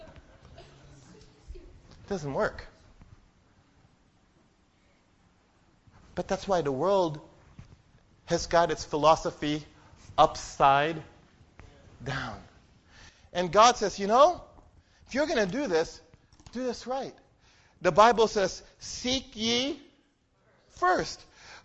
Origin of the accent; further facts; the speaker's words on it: Philippines; I'm a Filipino